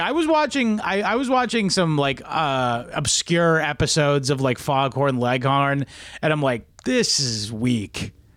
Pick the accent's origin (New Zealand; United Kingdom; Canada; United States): New Zealand; I'm New Zealand. I'm from New Zealand.